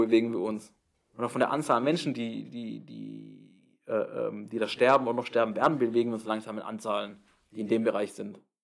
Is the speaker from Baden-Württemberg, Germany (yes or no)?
yes; Baden-Württemberg, Germany; now in Jena, Germany; meine Heimat